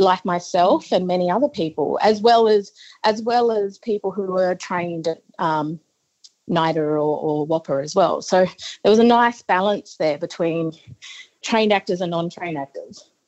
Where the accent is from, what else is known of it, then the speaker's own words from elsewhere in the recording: northeast Arnhem Land, Northern Territory, Australia; I'm a very proud Yolngu woman from northeast Arnhem Land